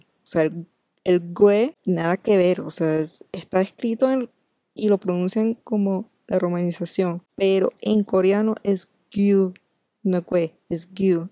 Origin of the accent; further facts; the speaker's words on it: Venezuela; nosotros los venezolanos